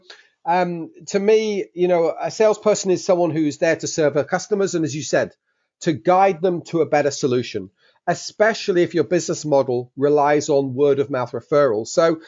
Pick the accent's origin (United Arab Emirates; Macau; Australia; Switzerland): Switzerland; Geneva; also born or lived in London, England; So as you can possibly tell from my accent, I was born in London, England. But at 6 years old, we moved to Geneva in Switzerland